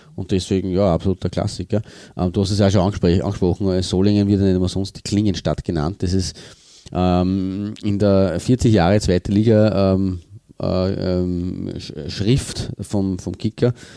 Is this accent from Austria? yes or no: yes; Austria; bei uns eben der Fall ist. in Österreich